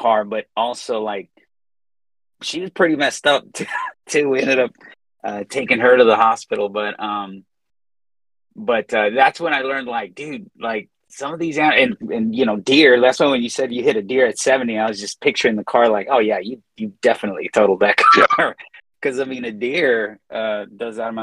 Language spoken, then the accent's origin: English; Inglewood, California, United States; moved away as an adult; now in Austin, United States; In Inglewood. I grew up. Okay. I'm an inner city boy. So I grew up in Inglewood.